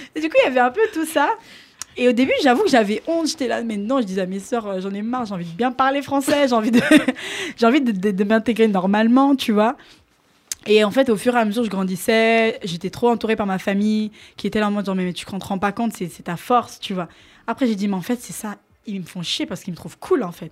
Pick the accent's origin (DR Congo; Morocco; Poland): DR Congo; Kinshasa; also born or lived in Picardy, France; now in France; je suis originaire donc de Kinshasa. Et euh, donc, dans, dans, mon école, euh, on avait l'option danse